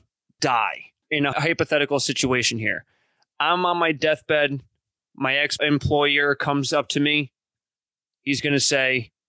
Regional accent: New York, United States; like a proper New York Italian, I say mozzarella because I'm still American.

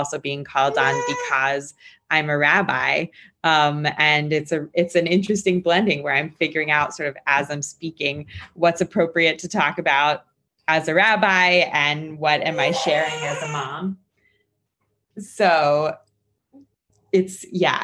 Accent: Maryland, United States; moved away as an adult; also born or lived in New York; now in Harrisburg, United States; I went from my newly moved in home in Harrisburg to Maryland, where I am from

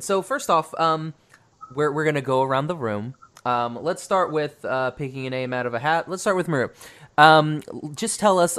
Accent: Oklahoma, United States; See, I came from Oklahoma, so that's like in the middle of the U.S.

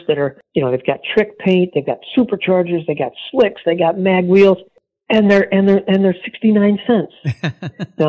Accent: New York, United States; I grew up in New York State where we had winter like 11 months out of the year

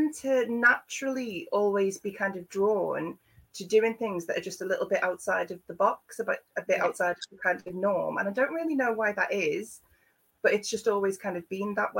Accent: Liverpool, North West England, United Kingdom; moved away as an adult; now in Devon, United Kingdom; I'm from Liverpool originally. I've lived in Devon for the last 15 years.

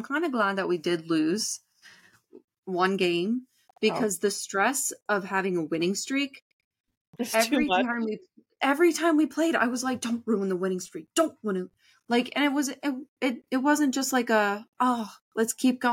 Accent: Canada; We're Canadian.

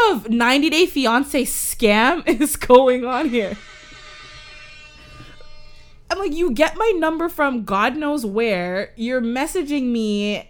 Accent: Canada; like, I'm from Canada

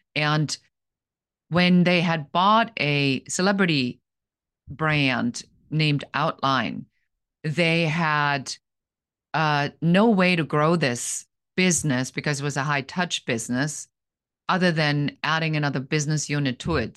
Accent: Germany; English is a second language; moved away as an adult; Originally, I'm from Germany

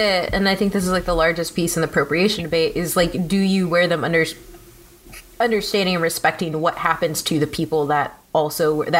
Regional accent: United States; I'm Mexican American, which means I'm fully American to anybody who is Mexican from Mexico. Like my family, my grandmother's family did not immigrate here. Like she was born on Texas land. We're indigenous to this land.

